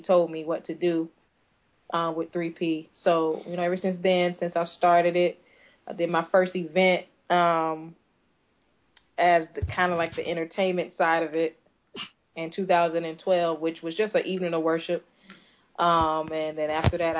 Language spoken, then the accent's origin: English; Tampa, Florida, United States; also born or lived in Fort Walton Beach, Florida; I'm originally from Tampa, Florida. I moved from here when I was about 12 years old to the panhandle, to a city called Fort Walton Beach